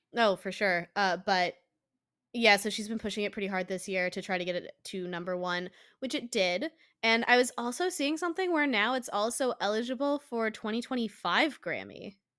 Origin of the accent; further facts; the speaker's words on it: Colorado, United States; moved away; I I'm from Colorado